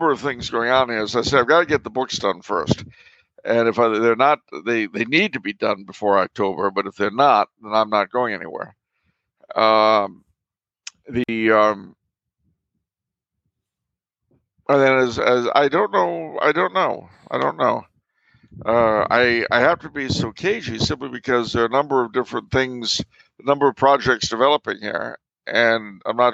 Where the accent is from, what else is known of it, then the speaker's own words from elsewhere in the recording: United States; also born or lived in Manhattan, New York; now in Austria; I'm an American living at the moment in Austria